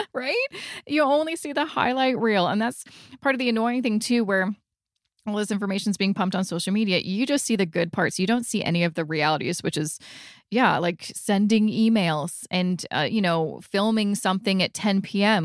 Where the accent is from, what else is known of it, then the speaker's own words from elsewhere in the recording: Vancouver, British Columbia, Canada; moved away as an adult; now in Toronto, Canada; We're originally from Vancouver. And so when we moved here 10 years ago, we, we really didn't know anybody